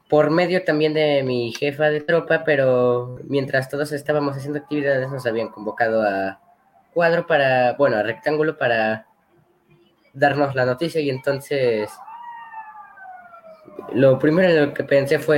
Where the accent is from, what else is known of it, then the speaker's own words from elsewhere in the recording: Querétaro, Mexico; tengo 12 años y soy de Querétaro